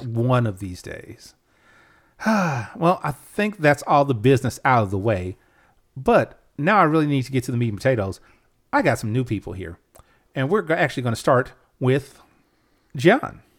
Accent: United States; I'm American

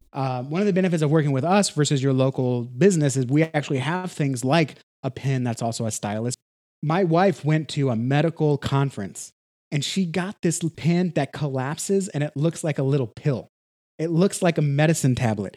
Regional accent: Texas, United States; I'm from Texas, so I use a lot of Texas

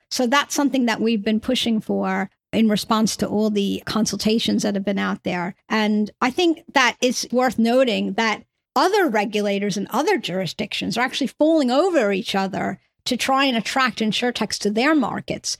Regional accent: New York, United States; now in United Kingdom; I come from New York originally, hence my accent

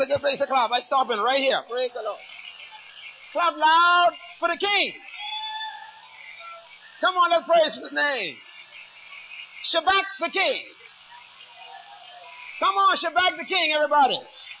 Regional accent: Bairntown, New Providence, Bahamas; born there; I was born in Bairntown. And South Street, on top of the hill, is a little school I went to called Western Prep.

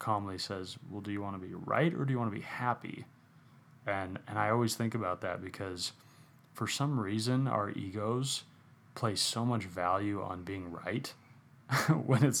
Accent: Phoenix, Arizona, United States; I grew up in Phoenix

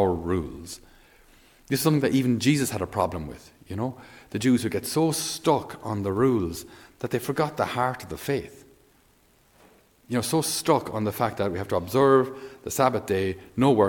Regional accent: Ireland

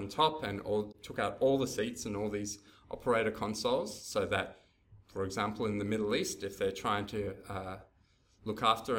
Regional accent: Townsville, Queensland, Australia; also born or lived in Brisbane; So I grew up in Townsville and then finished my schooling in Brisbane.

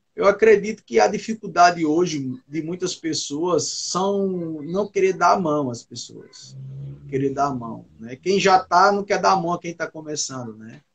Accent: Northeast Region, Brazil; eu sou do Nordeste e eu vivo em uma região que o forró é muito forte

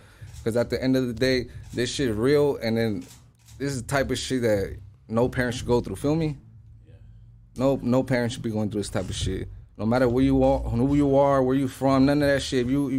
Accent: Los Angeles, California, United States; I'm from the Valley. I grew up right there in North Hollywood, Lancashire and shit. Right there, I am a Lancashire baby. You know, I grew up in the north side

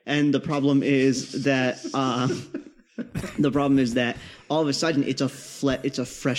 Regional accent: Kansas, United States; I grew up in Kansas

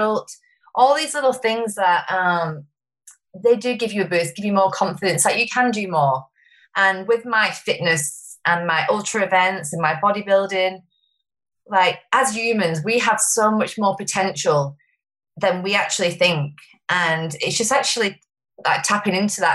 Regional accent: Wigan, North West England, United Kingdom; moved away as an adult; now in Sunshine Coast, Australia; I moved here 8.5 years ago from a town in called Wigan in the UK.

